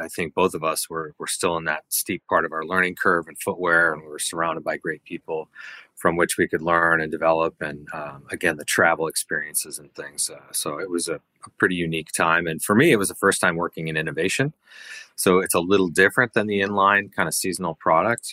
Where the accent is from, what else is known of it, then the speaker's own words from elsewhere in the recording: a suburb of Minneapolis, Minnesota, United States; moved away as an adult; I grew up in Minnesota, a suburb of Minneapolis